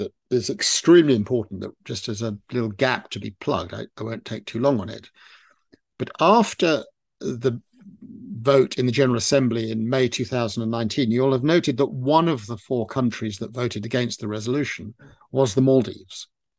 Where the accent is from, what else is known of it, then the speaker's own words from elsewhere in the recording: United Kingdom; And as a British national, there was necessarily a sense of sadness that Britain would lose its position on the court.